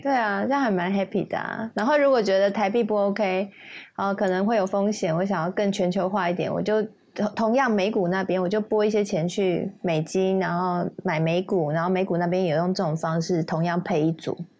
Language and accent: Chinese; Taiwan; 我们台湾人